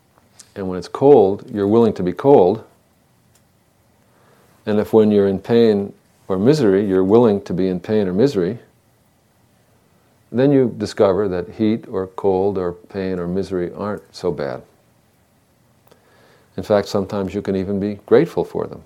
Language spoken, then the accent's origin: English; Northeast, United States; moved away; When I was a boy growing up in the Northeast, the summers would be hot